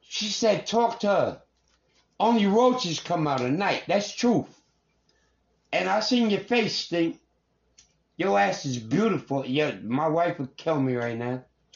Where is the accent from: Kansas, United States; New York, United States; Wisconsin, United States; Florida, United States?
New York, United States; New York City; from a nigga from New York, I'm not from Atlanta.